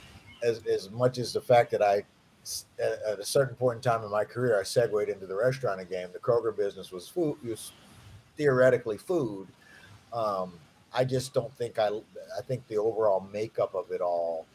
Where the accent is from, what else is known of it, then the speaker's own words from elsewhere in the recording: Ohio, United States; I'm from Ohio